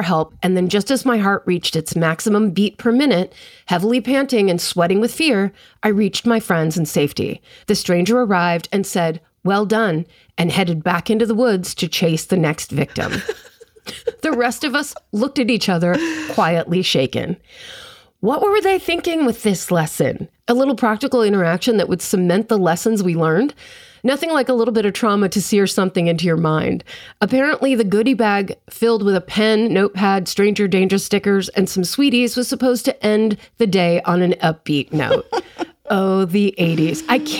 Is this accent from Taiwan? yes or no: no; South East England, United Kingdom; I grew up just outside London, and then in parentheses, they put England.